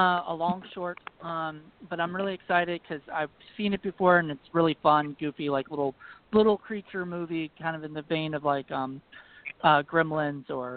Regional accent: Virginia, United States; accent: Virginia; My Virginia accent

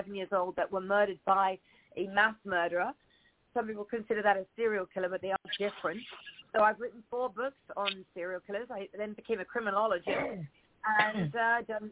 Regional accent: England, United Kingdom; moved away as an adult; also born or lived in Spain; now in West Hollywood, United States; Born and raised in England, so I'm very English. Left England at 18 years old

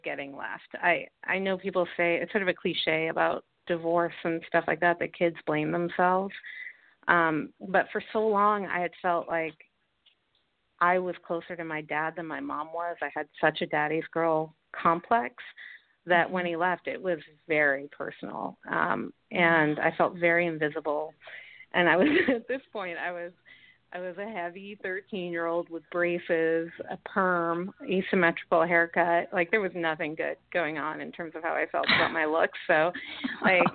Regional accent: New York City, New York, United States; I grew up in New York City.

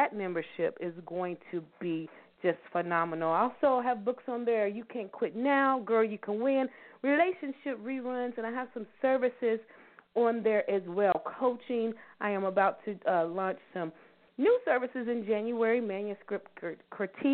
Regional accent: Louisville, Kentucky, United States; I am from Louisville, Kentucky. Born and raised, I love being a Louisvillian.

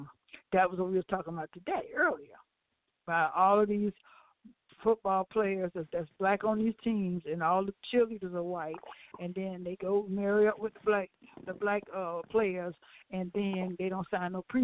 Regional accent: Cleveland, Ohio, United States; moved away; also born or lived in South Florida; I'm from Cleveland, Ohio

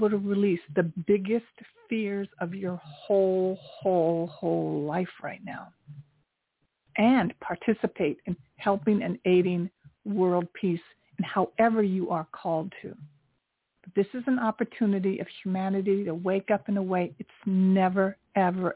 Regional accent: Tokyo, Japan; now in New York City, United States; I grew up during the Vietnam War in Tokyo. I'm 68 years old. I was a little girl during the Vietnam War in Tokyo experiencing that. And I'm Japanese American

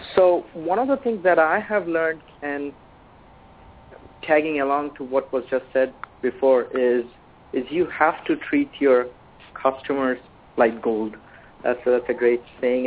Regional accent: India; moved away as an adult; now in Halifax, Canada; I'm originally from India, came to Canada

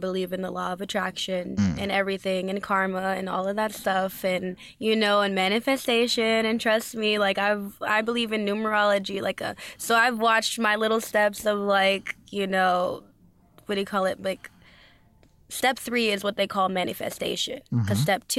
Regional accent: Los Angeles, California, United States; Yes, and in LA. I'm mainly out

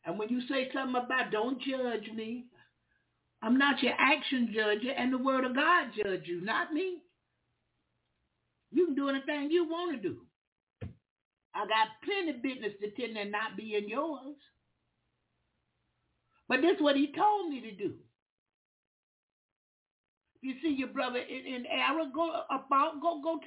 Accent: Jacksonville, Florida, United States; we Southern. We from the country. I'm from Jacksonville, Florida. That's the country.

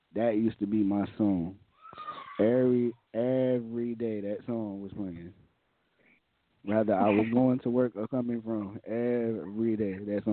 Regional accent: New York City, New York, United States; I grew up on Riverdale

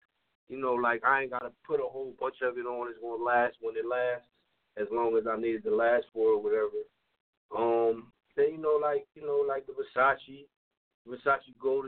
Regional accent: Bucks County area, Pennsylvania, United States

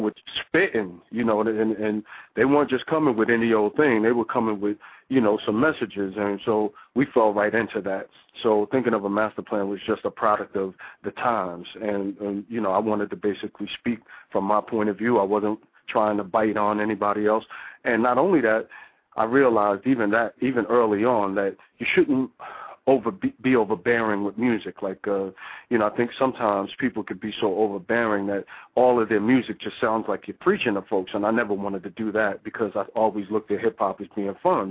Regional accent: New Jersey, United States; I'm from New Jersey now

